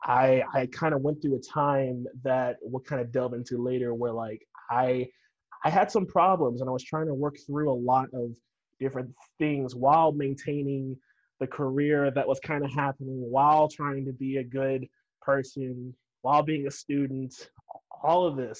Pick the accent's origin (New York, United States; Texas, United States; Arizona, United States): Texas, United States; Arlington; moved away as an adult; also born or lived in West Virginia; now in Georgia, United States; raised in Texas